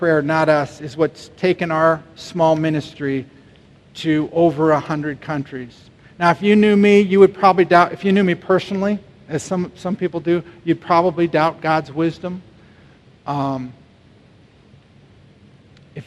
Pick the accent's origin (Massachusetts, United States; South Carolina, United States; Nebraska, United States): Nebraska, United States; Omaha; in South Omaha, where I grew up